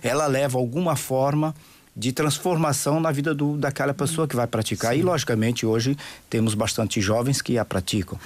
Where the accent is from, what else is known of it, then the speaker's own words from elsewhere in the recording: São Paulo, Brazil; also born or lived in Santos; Eu sou de Brasil. São Paulo.